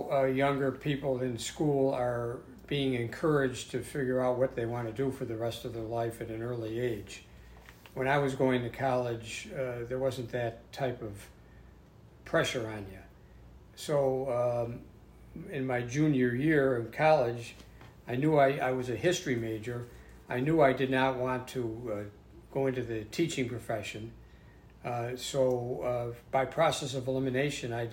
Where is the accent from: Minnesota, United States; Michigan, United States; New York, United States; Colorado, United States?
New York, United States; Lancaster; I was born in Lancaster, New York